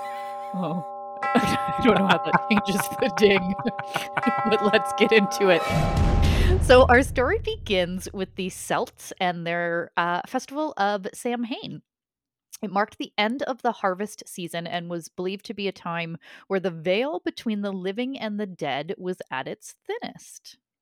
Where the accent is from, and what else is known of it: Canada